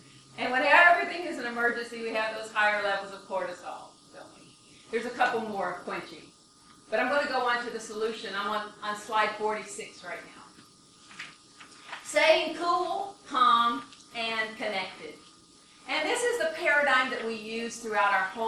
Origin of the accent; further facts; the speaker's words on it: Michigan, United States; I'm from Michigan